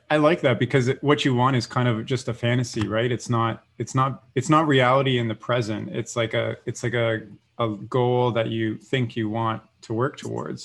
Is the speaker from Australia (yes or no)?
no; Canada; growing up in Canada